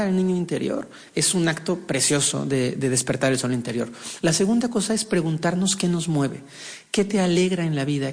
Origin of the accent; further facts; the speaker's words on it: Mexico; Nací en un país, en México, siendo con una abuela profundamente religiosa